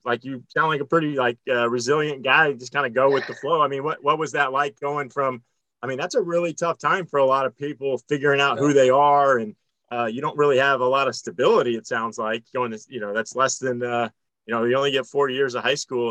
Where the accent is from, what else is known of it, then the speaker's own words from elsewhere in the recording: Florida, United States; I'm from Florida